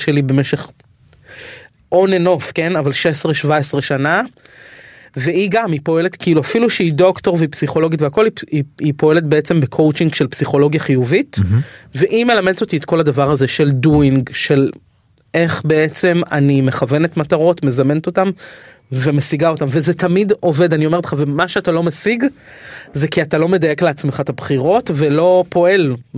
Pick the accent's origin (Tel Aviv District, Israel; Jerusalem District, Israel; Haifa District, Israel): Tel Aviv District, Israel; Tel Aviv; גדלתי בשכונת התקווה